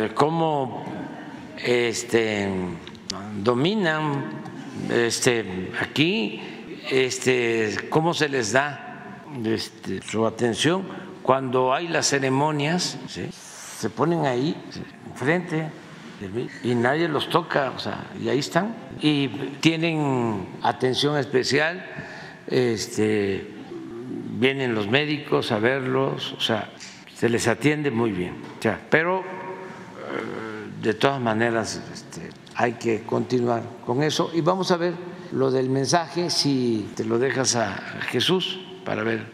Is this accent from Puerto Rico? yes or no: no; Mexico; nuestra identidad como mexicanos